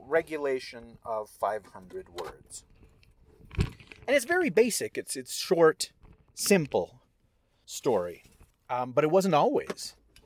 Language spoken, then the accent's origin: English; California, United States; first language Spanish; English is a second language; when I was a little boy, like a toddler, living in California, she would take care of me, and Spanish was my first language.